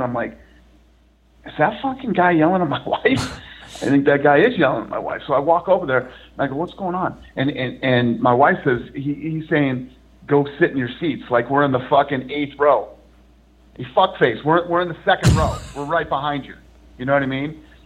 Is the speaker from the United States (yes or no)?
yes; Boston, Massachusetts, United States; moved away; I grew up back in Boston when I was younger